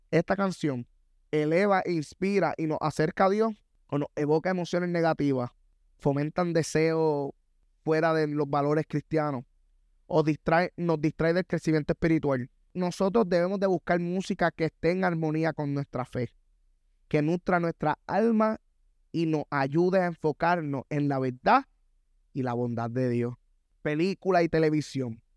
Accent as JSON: {"language": "Spanish", "country": "Puerto Rico", "said": "Soy latino, yo soy puertorriqueño"}